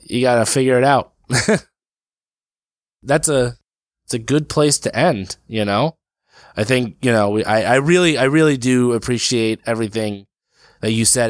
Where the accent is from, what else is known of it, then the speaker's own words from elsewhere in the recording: Brick, New Jersey, United States; also born or lived in Passaic, New Jersey / Lyndhurst, New Jersey; my hometown of Brick